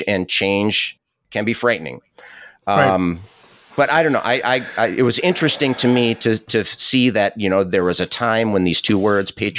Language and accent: English; United States; I'm proud to be an American